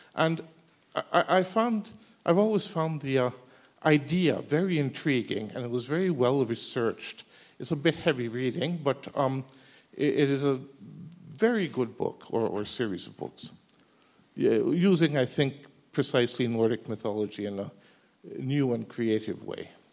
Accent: Norway; I come from Norway.

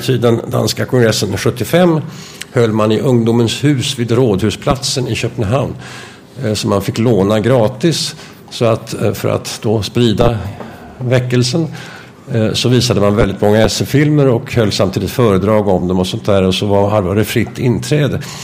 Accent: Stockholm, Stockholm County, Sweden; som liten gosse i Stockholm

